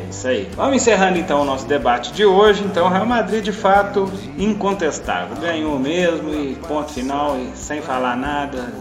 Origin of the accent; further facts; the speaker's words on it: Mato Grosso do Sul, Brazil; now in Divinópolis, Brazil; Sul Mato Grossense, lá da minha terra